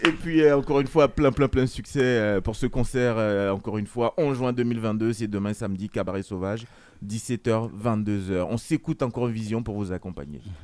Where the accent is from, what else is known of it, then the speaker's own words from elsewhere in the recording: France; en tant que français